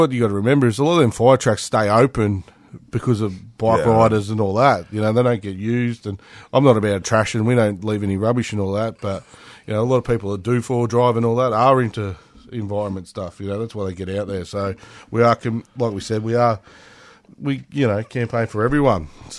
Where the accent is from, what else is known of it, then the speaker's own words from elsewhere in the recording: Otway Ranges, Victoria, Australia; I grew up riding motorbikes in the Otway Ranges